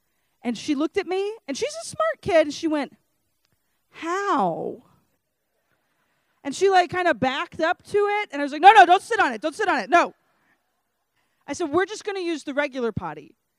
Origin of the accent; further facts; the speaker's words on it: Lake Charles, Louisiana, United States; And I'm obviously from Lake Charles, Louisiana, and I had no desire whatsoever to move to Scranton, Pennsylvania.